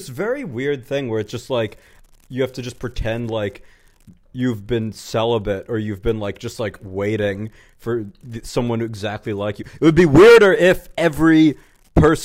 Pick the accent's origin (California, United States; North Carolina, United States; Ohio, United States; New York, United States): New York, United States; I grew up in New York